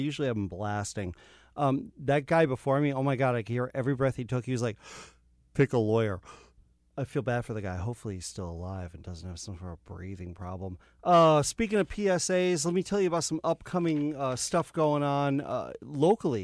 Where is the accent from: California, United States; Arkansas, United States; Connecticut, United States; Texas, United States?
Connecticut, United States; East Hampton; In my hometown, Dexter's, in East Hampton